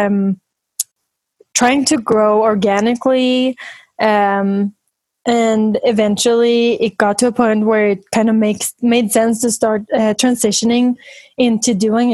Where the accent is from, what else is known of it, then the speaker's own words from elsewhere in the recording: Sweden; moved away as an adult; now in United States; I'm from Sweden, and I've been in the U.S. for 5 years now, but we visit my family a lot and go to Sweden